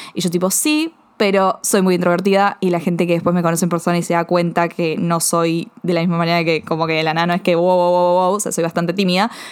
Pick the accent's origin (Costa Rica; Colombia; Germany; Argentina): Argentina; Buenos Aires; siempre crecí, viví en Buenos Aires, Argentina